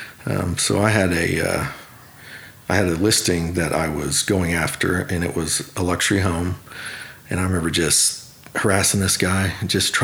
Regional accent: Oklahoma City, Oklahoma, United States; I grew up actually in Oklahoma City, right on the verge of Bethany

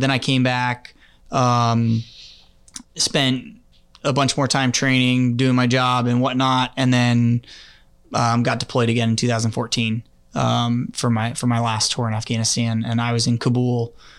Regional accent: Clarksville, Tennessee, United States; born there; also born or lived in Guam / Washington, D.C. / Germany / Kansas City; born in Clarksville, Tennessee. Moved to Guam when we were young. My dad was in the military for 22 years. And eventually moved to Washington, D.C. in Germany, moved to Kansas City from Germany in 1998

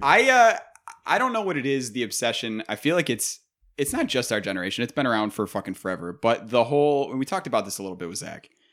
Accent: Buffalo, New York, United States; we are from Buffalo

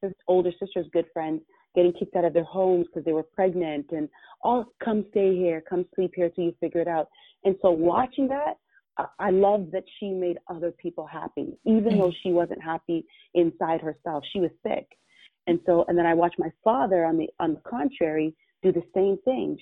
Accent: Toronto, Ontario, Canada; also born or lived in Jamaica; as I was growing up in Toronto community housing

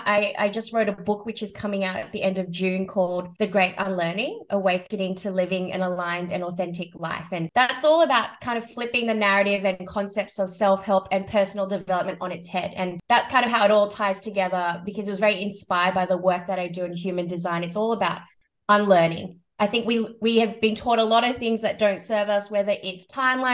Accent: Sydney, New South Wales, Australia; I was born and based in Sydney, Australia

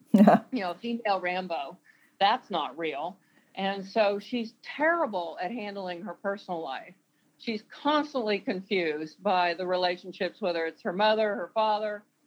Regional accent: the South, United States; I grew up in the South where my opportunities were different from the boys that were my age

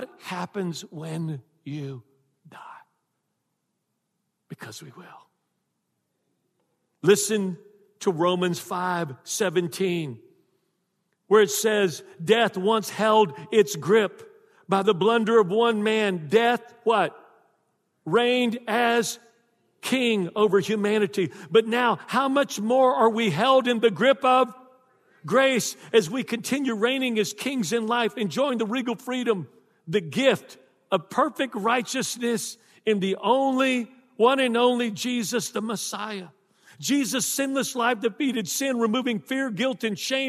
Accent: Texas, United States; now in South Louisiana, United States; I'm from Texas.

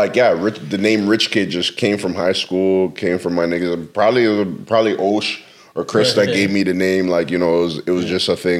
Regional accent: Mississauga, Ontario, Canada; moved away as an adult; also born or lived in Scarborough; now in Toronto, Canada; Like, I moved there in 99. Like, mm-hmm. I lived in Mississauga most of my life. I was born in Toronto, born in Scarborough, and then moved back to Toronto, like, maybe when I was, like, 18, 19, to just pursue music.

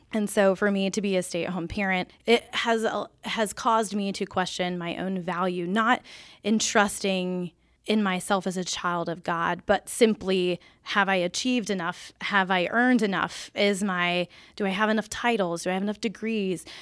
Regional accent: Peachtree City, Georgia, United States; moved away; I'm from Peachtree City

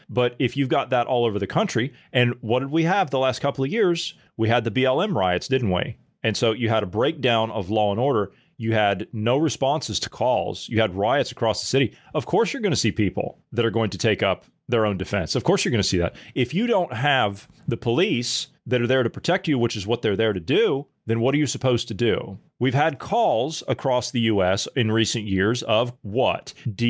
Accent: Ohio, United States; Even if you live in a state like where I come from Ohio, where we have open carry

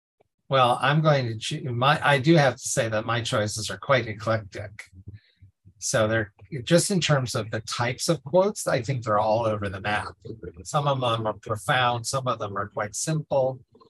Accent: Ireland; I'm Irish myself.

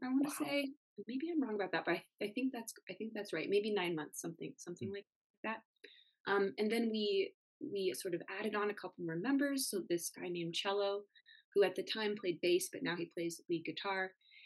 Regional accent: Denver, Colorado, United States; as we grew up here in Denver

